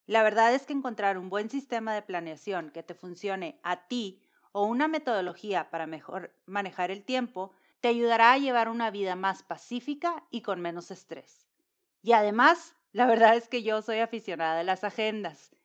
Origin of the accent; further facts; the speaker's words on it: Monterrey, Nuevo León, Mexico; mexicana de Monterrey.